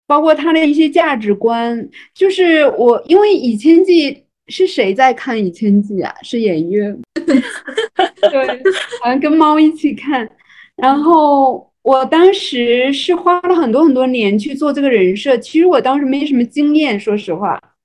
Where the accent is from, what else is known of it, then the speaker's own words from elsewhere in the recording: Fujian, China; 我是一个福建人嘛